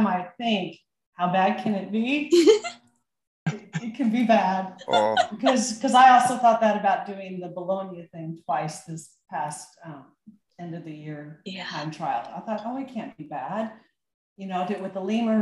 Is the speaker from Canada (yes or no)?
no; United States; I'm American.